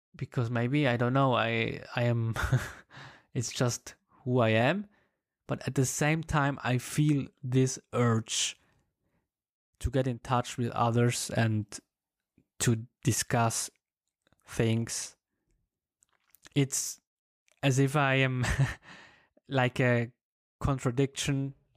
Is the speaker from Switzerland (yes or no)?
yes; German-speaking part of Switzerland, German-speaking Switzerland, Switzerland; English is a second language; I come from the German-speaking part of Switzerland.